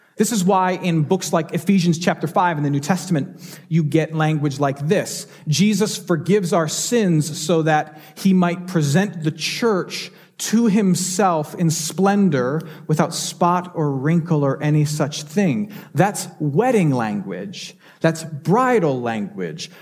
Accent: Michigan, United States; now in Houston, United States; a doctor in Michigan, my home state

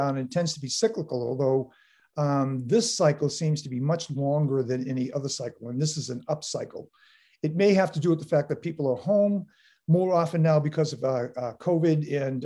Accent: Boston, Massachusetts, United States; now in Weymouth, United States; I grew up in South Boston

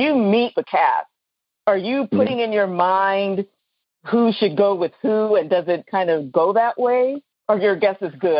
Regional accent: New Orleans, Louisiana, United States; Yeah, and I'm from New Orleans.

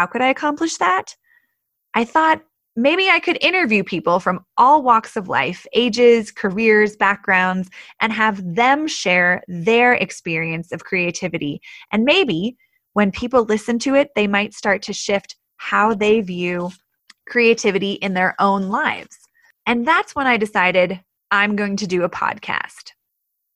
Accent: Portland, Oregon, United States; moved away as an adult; also born or lived in New York City / Colorado; I grew up in the Pacific Northwest in Portland, Oregon, where I spent most of my childhood

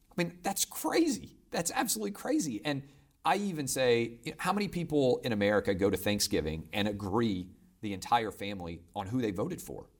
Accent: Nashville, Tennessee, United States; also born or lived in Virgin Islands; as a kid growing up in Nashville

